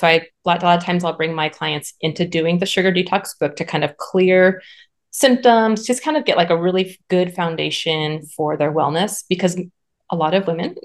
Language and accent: English; Southern California, United States; moved away as an adult; now in North Idaho, United States; we are originally from Southern California and my practice was thriving there. And then we moved to North Idaho.